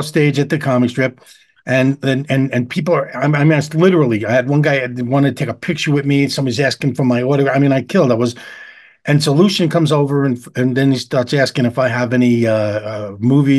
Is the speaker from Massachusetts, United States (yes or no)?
no; New York City, New York, United States; now in Antelope Valley, United States; I grew up in Long Island City.